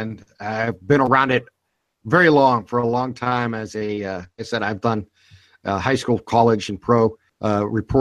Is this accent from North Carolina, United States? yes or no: no; Youngstown, Ohio, United States; I'm from Youngstown, Ohio